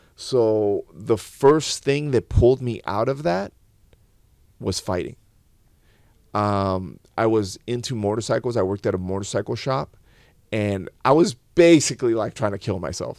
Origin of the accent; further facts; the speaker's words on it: León, Guanajuato, Mexico; I was born in León, Guanajuato